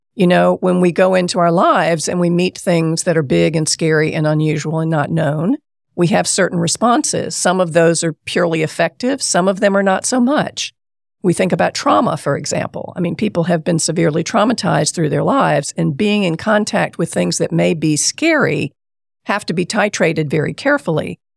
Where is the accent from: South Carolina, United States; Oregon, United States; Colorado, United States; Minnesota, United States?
South Carolina, United States; Columbia; I grew up in Columbia, South Carolina